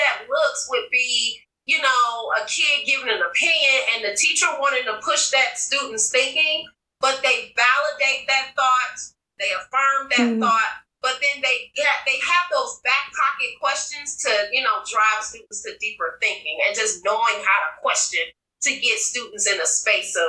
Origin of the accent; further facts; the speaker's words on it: Detroit, Michigan, United States; I'm from Detroit, Michigan.